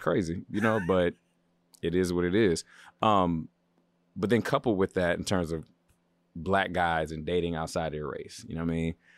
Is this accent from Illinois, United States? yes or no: no; Baltimore, Maryland, United States; now in Los Angeles, United States; I'm from the East Coast. I'm from Baltimore